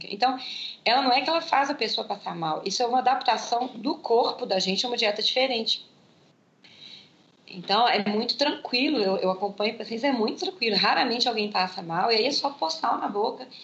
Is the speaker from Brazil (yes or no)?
no; Germany; claro que eu sinto, eu sou alemã